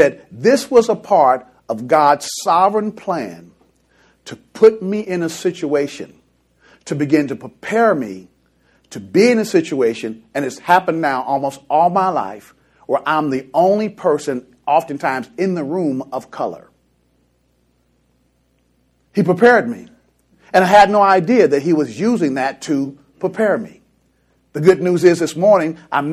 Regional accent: Kansas City, Missouri, United States; I grew up in Kansas City, Missouri

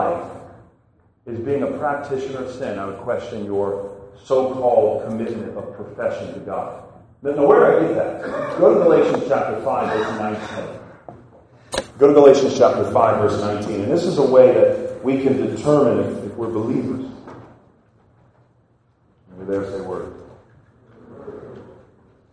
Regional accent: Chalmette, Louisiana, United States; I'm actually from New Orleans, Louisiana, Chalmette to be exact

